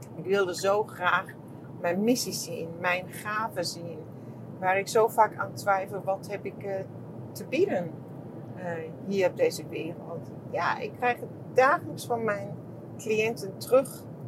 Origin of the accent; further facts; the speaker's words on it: Germany; accent: German; Dutch is a second language; mijn Duits accent